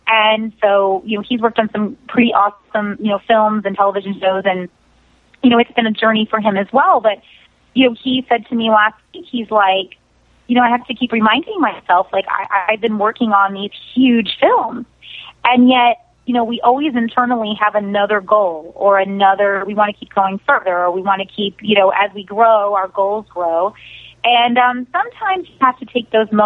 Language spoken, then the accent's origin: English; South Florida, United States; I am from South Florida, born and raised. I'm in Hollywood, Florida